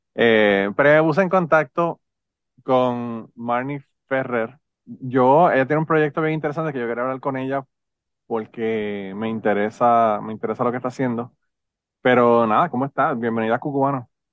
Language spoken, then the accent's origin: Spanish; Puerto Rico; now in Kentucky, United States; los boricuas resolvemos el problema inmediato